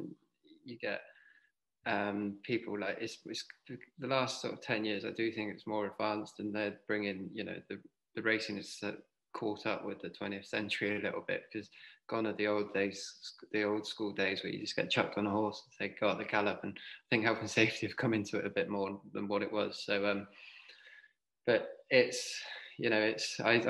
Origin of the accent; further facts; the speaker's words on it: Devon, South West England, United Kingdom; I was a boy from Devon